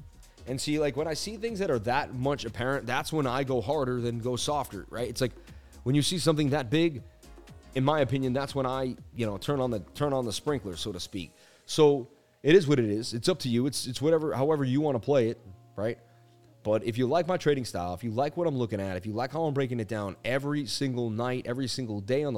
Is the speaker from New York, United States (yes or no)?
yes; Queens, New York, United States; I grew up in Queens, you know, it is what it is, and I buy every real estate.